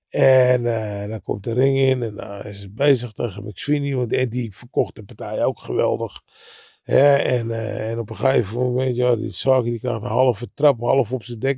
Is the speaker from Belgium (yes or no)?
no; Netherlands; Maar als hij tegen, weet ik van wat, vocht tegen Rudy Lubbers in Jakarta, daar vonden wij dat als Nederlanders leuk om te zien.